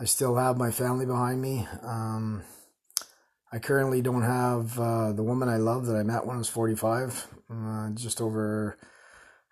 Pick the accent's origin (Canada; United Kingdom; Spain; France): Canada; Winnipeg, Manitoba; moved away as an adult; also born or lived in Calgary, Canada / Edmonton, Canada; now in Surrey, Canada; I was born in Winnipeg, spent 35 years there, or 33 years there